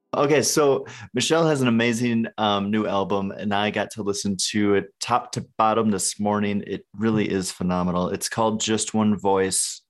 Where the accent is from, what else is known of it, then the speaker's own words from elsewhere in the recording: northern Wisconsin, United States; I'm from northern Wisconsin.